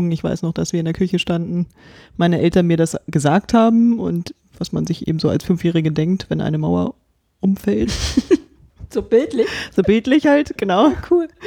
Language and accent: German; Neustadt, Brandenburg, Germany; also born or lived in Potsdam; Ich bin gebürtige Potsdamerin und ähm, bin dann 80 Kilometer nordwestlich von Neustadt, äh, von Berlin aufgewachsen.